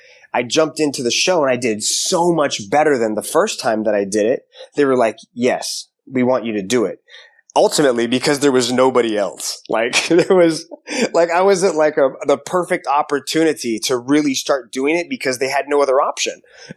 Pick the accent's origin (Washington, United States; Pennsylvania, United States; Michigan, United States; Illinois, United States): Washington, United States; Seattle; Seattle, Washington, pretty much.